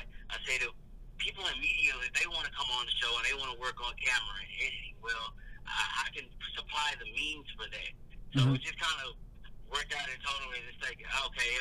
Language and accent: English; Dallas, Texas, United States; also born or lived in Houston; I moved back to Dallas, my hometown